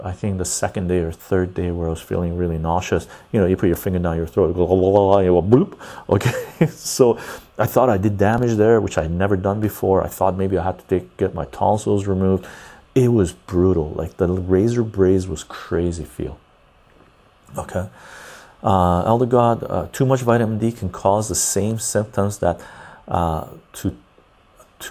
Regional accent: Iran; moved away; I was born in Iran

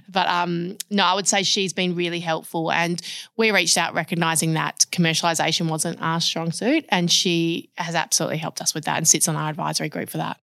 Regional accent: Perth, Western Australia, Australia; born and bred in Perth.

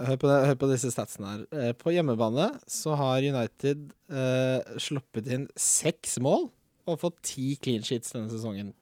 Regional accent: Follo, Akershus, Norway; jeg er fra Follo

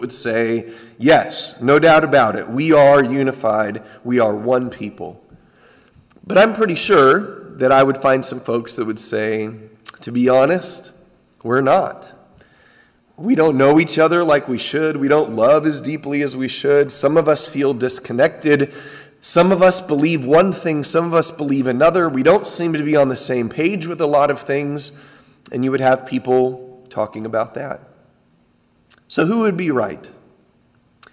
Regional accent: San Diego, California, United States; growing up in Southern California at a small church in San Diego

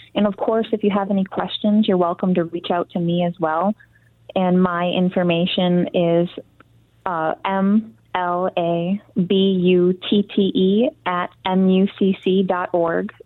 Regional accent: Garden Peninsula, Upper Peninsula of Michigan, United States; I grew up in the Upper Peninsula of Michigan on the on the Garden Peninsula

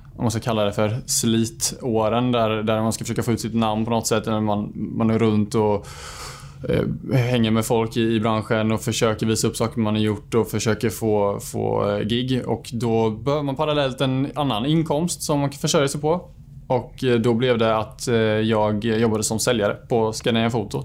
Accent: Bankeryd, Jönköping County, Sweden; Jag är född och uppvuxen ute i Bankeryd

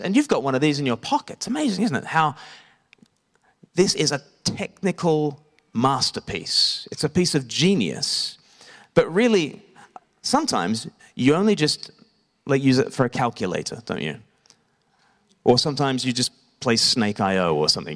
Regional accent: Australia; now in Eastbourne, United Kingdom; I grew up in Australia.

